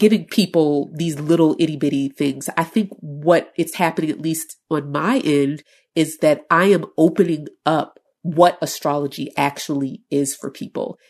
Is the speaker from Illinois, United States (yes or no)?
yes; Chicago, Illinois, United States; I'm from Chicago